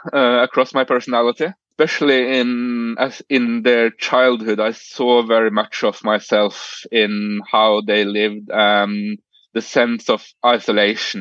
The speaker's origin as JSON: {"language": "English", "country": "Norway", "second_language": "English", "said": "We start learning English at the age of 10 here."}